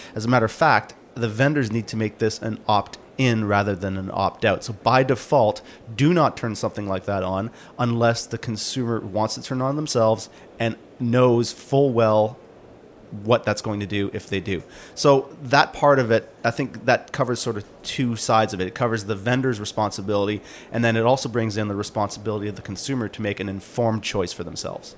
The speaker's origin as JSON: {"language": "English", "country": "Canada", "said": "I am from Canada"}